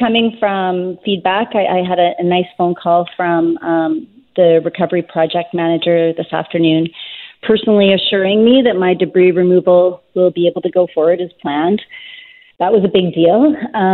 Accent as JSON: {"language": "English", "town": "Tsawwassen", "region": "British Columbia", "country": "Canada", "tie": "born or raised there", "also_born_or_lived": "Lytton, British Columbia", "said": "then we moved back to my hometown of Tawasin."}